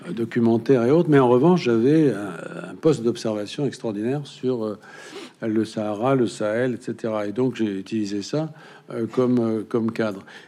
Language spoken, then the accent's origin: French; Berry, Centre-Val de Loire, France; chez moi dans le Berry